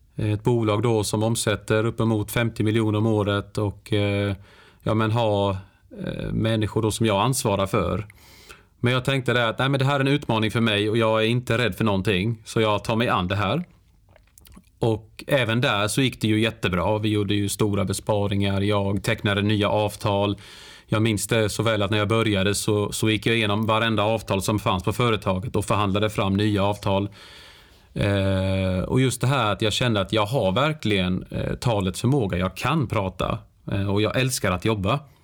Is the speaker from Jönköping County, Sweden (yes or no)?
yes; Värnamo, Jönköping County, Sweden; moved away; jag är ju född och uppvuxen i, i Värnamo, en väldigt liten stad i, i Småland där jag då bodde i 30 års tid